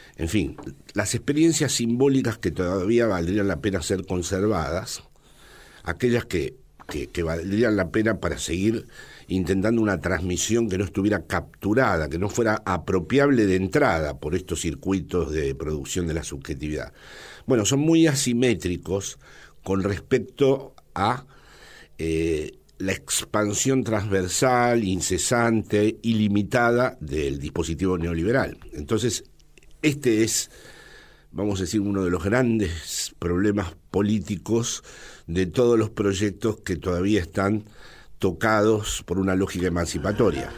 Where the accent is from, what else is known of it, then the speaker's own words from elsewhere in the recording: Buenos Aires, Argentina; moved away as an adult; also born or lived in Villa Martelli, Argentina; now in Madrid, Spain; yo nací en el Hotel Crillon, probablemente mi padre era peronista y tenía que ver con ese hotel